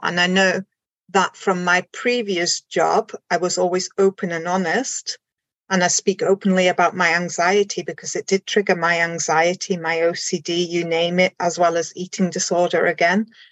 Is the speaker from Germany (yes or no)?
yes; Germany; moved away as an adult; also born or lived in Isle of Anglesey, Wales; now in Anglesey, United Kingdom; I am originally from Germany and then I moved to the UK. This is going back now 23 years.